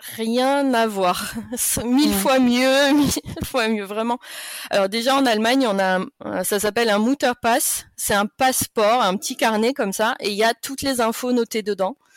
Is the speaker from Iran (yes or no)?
no; France; moved away as an adult; now in Germany; chez nous, en France